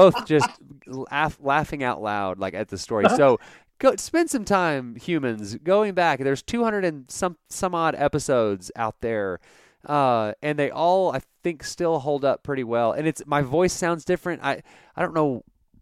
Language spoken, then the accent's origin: English; Dallas, Texas, United States; now in Abilene, United States; I grew up in like North Texas, like Dallas